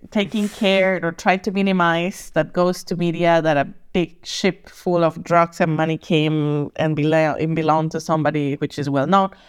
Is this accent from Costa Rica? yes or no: yes; Costa Rica; moved away as an adult; also born or lived in Germany; now in Berlin, Germany; I'm originally from Costa Rica